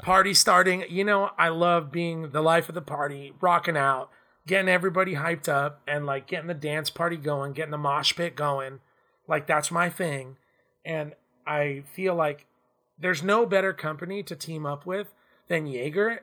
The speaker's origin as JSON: {"language": "English", "region": "Southern California", "country": "United States", "tie": "born or raised there", "said": "Growing up in Southern California"}